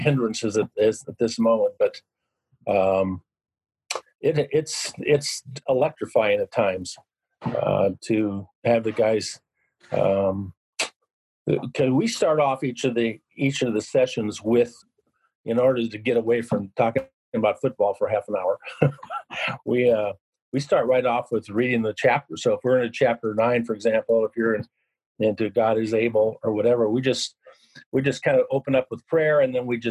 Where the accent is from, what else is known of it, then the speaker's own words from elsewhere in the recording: Yakima, Washington, United States; also born or lived in Seattle, Washington / Sun Valley, Idaho; I'm originally from Yakima